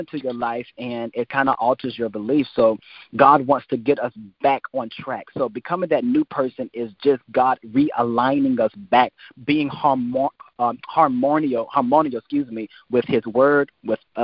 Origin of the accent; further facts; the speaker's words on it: United States; my hometown in Washington